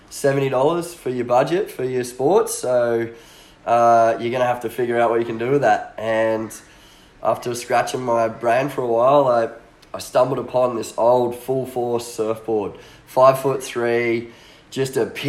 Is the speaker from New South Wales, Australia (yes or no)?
no; Coolum Beach, Queensland, Australia; I grew up here in Coolum